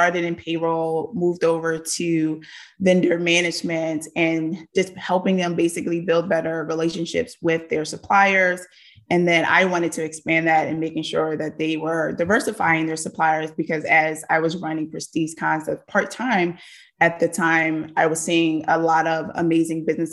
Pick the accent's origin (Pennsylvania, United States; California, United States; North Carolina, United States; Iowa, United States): Pennsylvania, United States; Philadelphia; born and raised in Philadelphia